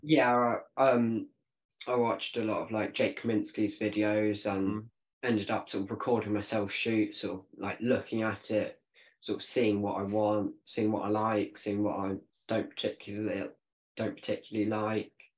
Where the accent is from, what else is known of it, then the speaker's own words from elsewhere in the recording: United Kingdom; so i'm a 16 year old barebow bow archer from the uk